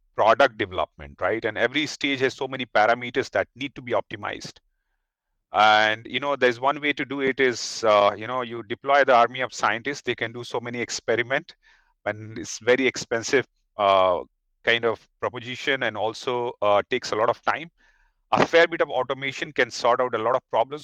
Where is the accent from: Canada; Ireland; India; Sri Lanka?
India; as an Indian